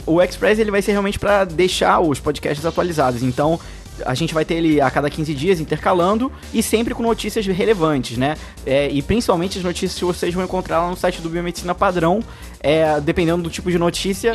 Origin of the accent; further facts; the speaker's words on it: Brazil; como brasileiro